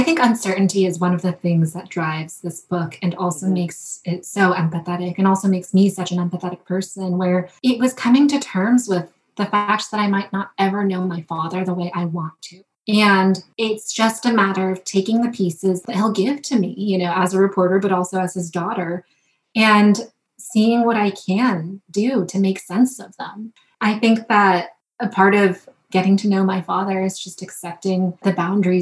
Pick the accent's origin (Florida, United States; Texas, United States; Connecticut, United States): Connecticut, United States; Wethersfield; I grew up in Wethersfield. It's considered one of the most ancient towns in Connecticut